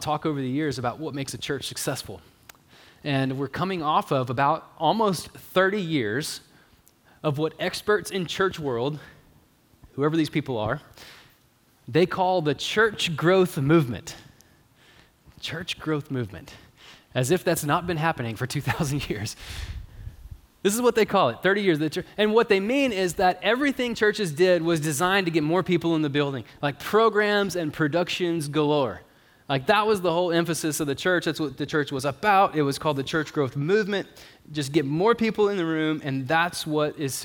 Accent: Longview, Texas, United States; now in Marshall, United States; as a person who grew up at Moberly

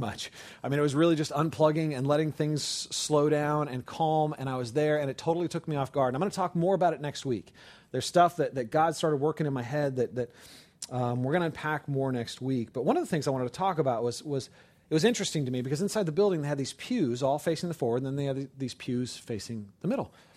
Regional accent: Oakland, California, United States; I grew up in California. I was born in Oakland, right across the bay from San Francisco

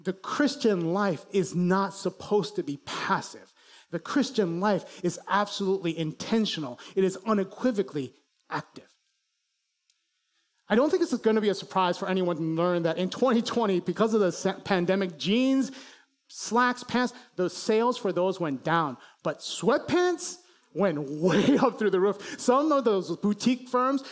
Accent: Chicago, Illinois, United States; I grew up in Chicago

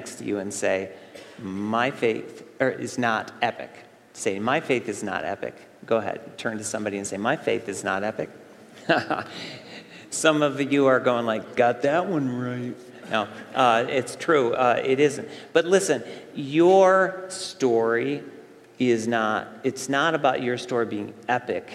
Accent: Central New York State, United States; moved away; I went back to where I grew up, our summer compound camp there in Central New York State. I went back to the area where I grew up.

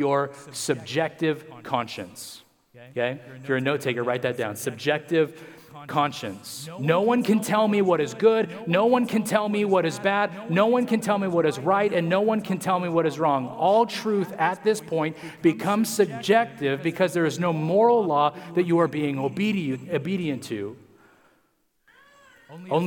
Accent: United States; we as Americans

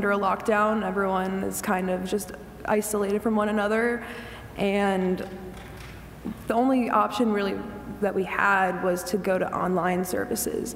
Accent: Carlisle, Pennsylvania, United States; I was born and raised in Carlisle

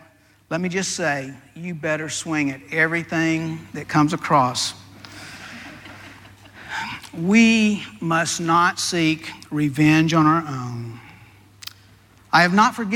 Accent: Deep South, United States; I was raised in the Deep South

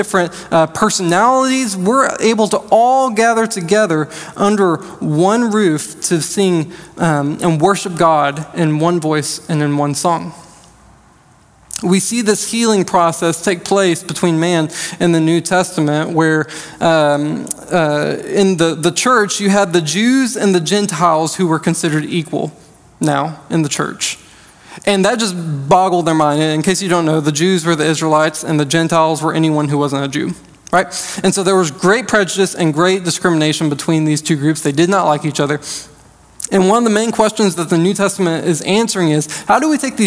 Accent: United States; I'm American, but I identify as a Christian.

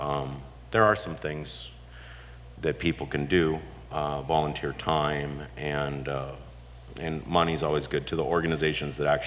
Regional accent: Huntington Beach, California, United States; also born or lived in San Diego; I've been here my whole life

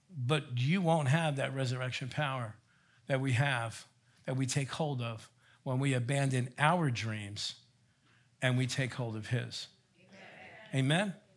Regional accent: Elizabeth, New Jersey, United States; also born or lived in Colonia, New Jersey; I grew up in Elizabeth, New Jersey

